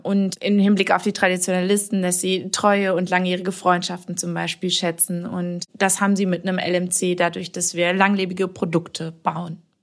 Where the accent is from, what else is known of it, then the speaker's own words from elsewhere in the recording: Warendorf, North Rhine-Westphalia, Germany; ich komme aus Warendorf, das ist äh, ja direkt ums Eck von Sassenberg